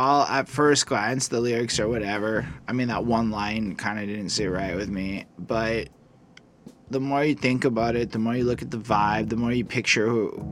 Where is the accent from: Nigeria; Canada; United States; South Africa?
Canada; Montreal, Quebec; I am a city boy, born and raised in Montreal